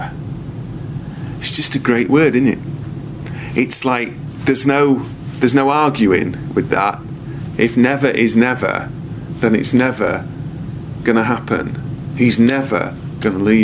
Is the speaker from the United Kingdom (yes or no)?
yes; United Kingdom; I am a citizen of GBR, Great Britain. I am a British citizen.